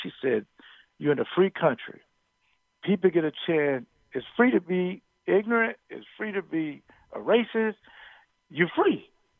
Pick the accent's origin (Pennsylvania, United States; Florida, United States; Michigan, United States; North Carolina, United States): Florida, United States; now in Wisconsin, United States; I moved to Wisconsin from Florida